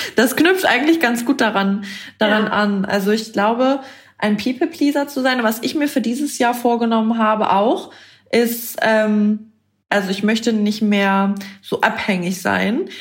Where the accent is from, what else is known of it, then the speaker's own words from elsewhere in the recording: Bremen, Germany; ich komme aus Bremen